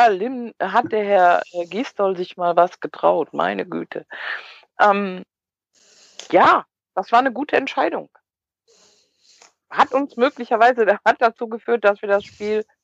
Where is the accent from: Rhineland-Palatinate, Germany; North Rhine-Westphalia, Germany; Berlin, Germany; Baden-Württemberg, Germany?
North Rhine-Westphalia, Germany; Cologne; aber als Kölner bist du ja dankbar, wenn du mal einen Elfer kriegst